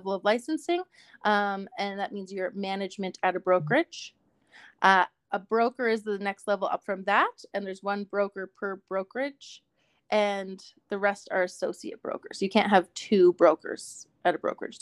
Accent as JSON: {"language": "English", "country": "Canada", "also_born_or_lived": "Calgary, Alberta", "said": "as a Canadian citizen"}